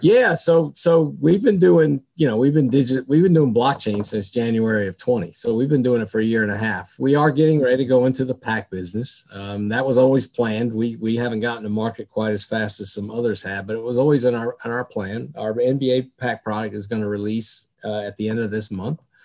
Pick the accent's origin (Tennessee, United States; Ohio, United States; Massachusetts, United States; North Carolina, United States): North Carolina, United States; also born or lived in New Jersey; now in Dallas, United States; I grew up in North Carolina, so I'm really a, a native North Carolinian